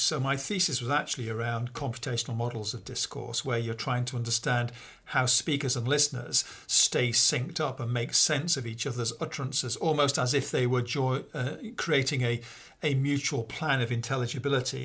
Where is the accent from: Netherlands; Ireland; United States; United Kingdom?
United Kingdom; Peak District, East Midlands; now in Oxford, United Kingdom; I grew up in a, uh, small village, actually, in the north of England. Um, it's the place called the Pink District, uh, which is the beginning of the Pennines